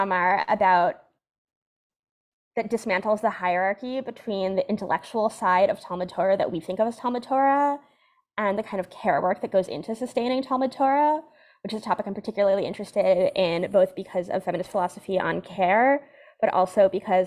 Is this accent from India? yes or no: no; West Hartford, Connecticut, United States; also born or lived in Washington Heights, New York; now in New York City, United States; I grew up in the modern Orthodox community in West Hartford, Connecticut